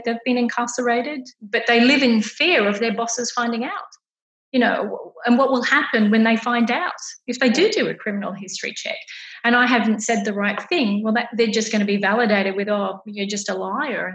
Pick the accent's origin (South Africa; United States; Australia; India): Australia; in Australia, we're not like that.